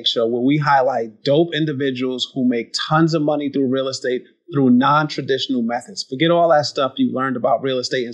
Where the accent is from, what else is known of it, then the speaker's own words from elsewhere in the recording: New York, United States; also born or lived in New Jersey; Growing up in New York, going to school in New Jersey